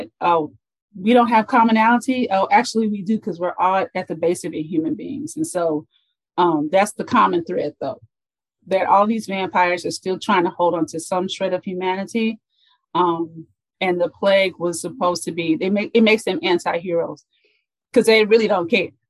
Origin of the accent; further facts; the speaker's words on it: Los Angeles, California, United States; I was raised in Los Angeles, for those who are from LA, Mid-Wilshire District. But later on, like when I was 10, my dad moved me and my sisters and my mommy over to South Central